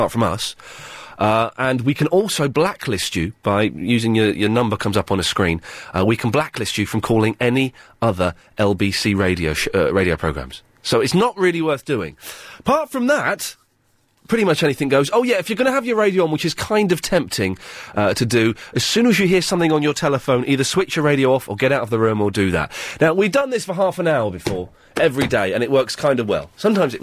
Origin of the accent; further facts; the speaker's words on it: Slough, South East England, United Kingdom; I grew up in Slough